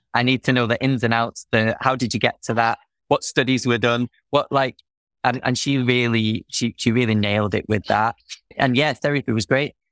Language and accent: English; Manchester, North West England, United Kingdom; moved away; also born or lived in Wales